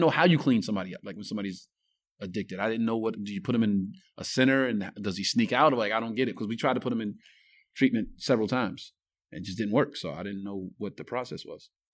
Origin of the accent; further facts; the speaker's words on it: New York City, New York, United States; When I grew up in Bed Stuy, it was probably the worst neighborhood in America